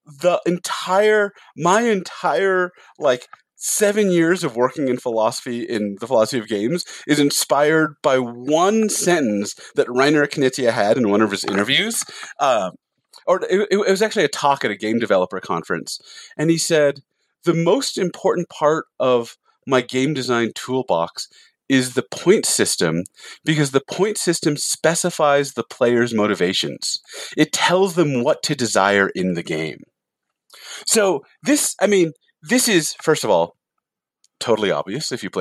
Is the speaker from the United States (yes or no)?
yes; San Jose, California, United States; now in Salt Lake City, United States; I grew up in San Jose